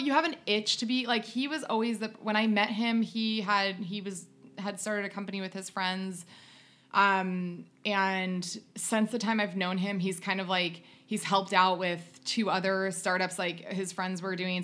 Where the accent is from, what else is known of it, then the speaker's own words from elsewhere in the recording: United States; moved away as an adult; also born or lived in North Carolina / Ohio; now in Southern California, United States; I grew up on North Carolina and Ohio background